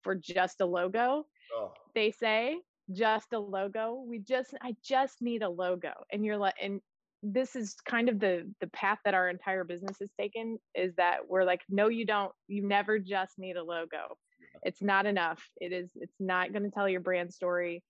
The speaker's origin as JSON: {"language": "English", "region": "Midwest", "country": "United States", "moved": "yes", "lives_now": "California, United States", "said": "I am from the Midwest and living here now"}